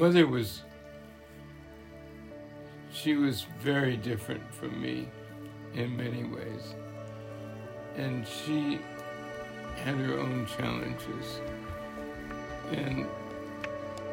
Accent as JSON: {"language": "English", "region": "Vermont", "country": "United States", "tie": "born or raised there", "said": "I was born in Vermont mm-hmm. and raised there"}